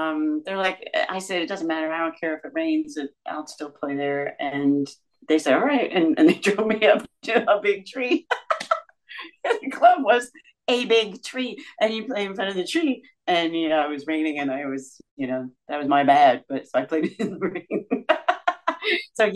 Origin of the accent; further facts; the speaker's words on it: Georgia, United States; I'm from Georgia